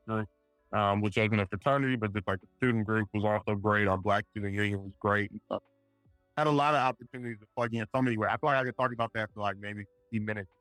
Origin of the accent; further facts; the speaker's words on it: Richmond, California, United States; also born or lived in Providence, Rhode Island; I'm from Richmond, California, Bay Area. It's about 15 minutes from Oakland, 20 minutes from San Francisco. Grew up there